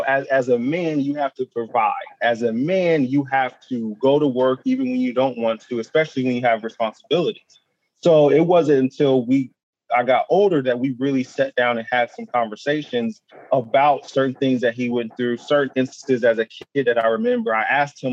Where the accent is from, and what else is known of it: Ohio, United States; born or raised there; also born or lived in Buffalo